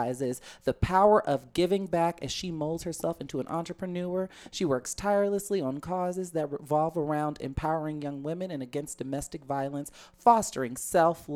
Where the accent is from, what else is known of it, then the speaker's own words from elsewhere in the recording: Chicago, Illinois, United States; I literally grew up on Halsted, and I can see the Sears Tower from my house.